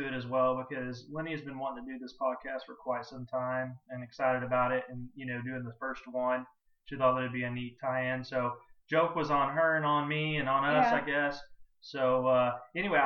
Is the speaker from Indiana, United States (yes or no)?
no; Texas, United States; I'm from Texas